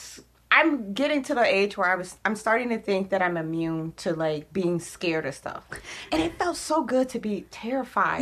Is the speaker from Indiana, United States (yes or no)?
yes; Gary, Indiana, United States; I am from Gary, Indiana, which is, like, kind of like a ghetto suburb of Chicago